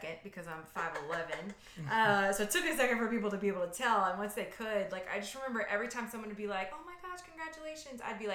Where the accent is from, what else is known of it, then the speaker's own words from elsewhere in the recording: Louisiana, United States; we're from Louisiana